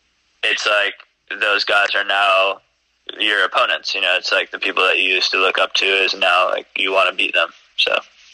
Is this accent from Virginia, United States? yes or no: no; New York, United States; born there; Since I was a little kid, you know, I was born in New York. I've been to the U.S. Open many times.